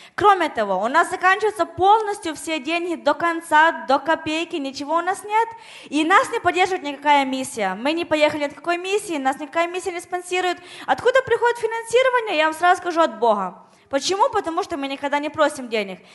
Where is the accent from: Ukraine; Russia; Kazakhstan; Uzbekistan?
Ukraine; moved away; я с Украины